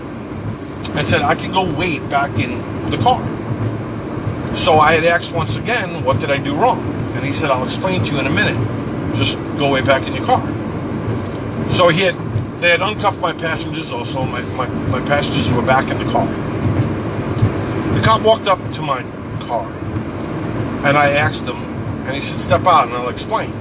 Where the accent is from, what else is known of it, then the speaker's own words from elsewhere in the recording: Long Island, Suffolk County, New York, United States; moved away; also born or lived in Queens, New York City; I grew up in New York. I was born in Queens, New York City. And for the most part, I fairly grew up on Long Island in Suffolk County